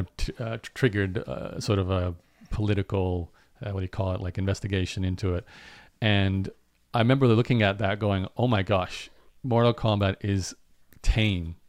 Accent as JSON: {"language": "English", "country": "Australia", "tie": "born or raised there", "said": "where I grew up in Australia, there was …"}